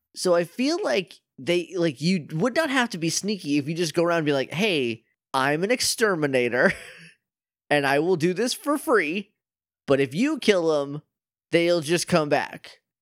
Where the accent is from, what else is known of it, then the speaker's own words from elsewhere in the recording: New Hampshire, United States; that's my home state that I love.